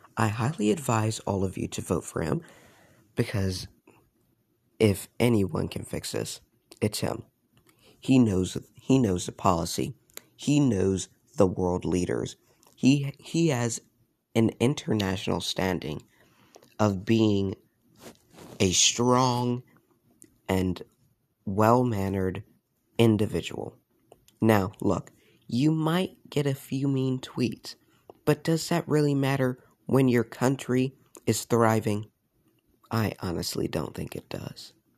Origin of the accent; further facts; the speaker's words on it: United States; I was ashamed by being an American